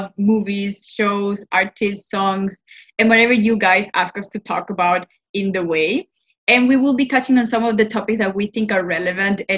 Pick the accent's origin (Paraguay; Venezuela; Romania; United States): Paraguay; first language Spanish; English is a second language; I am from Paraguay